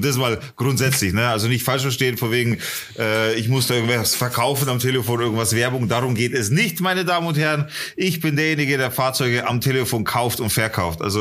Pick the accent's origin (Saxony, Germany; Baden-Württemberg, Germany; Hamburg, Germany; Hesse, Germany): Saxony, Germany; Leipzig; born there; nee, nee, ich komme nicht aus Bayern. Ich bin um die Ecke geboren, in, in Leipzig.